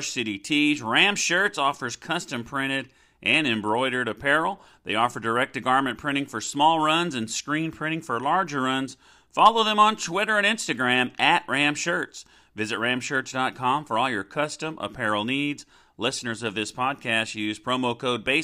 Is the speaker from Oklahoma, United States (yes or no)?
yes; Oklahoma City, Oklahoma, United States; I grew up in the Oklahoma City area